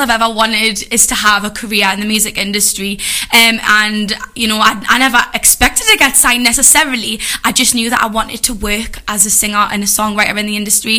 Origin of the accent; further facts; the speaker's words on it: Jarrow, North East England, United Kingdom; I'm from Jarrow